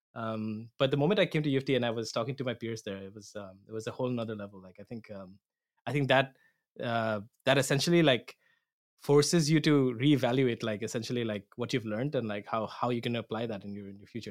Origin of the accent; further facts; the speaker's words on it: Assam, India; moved away as an adult; now in Toronto, Canada; I'm from Assam, India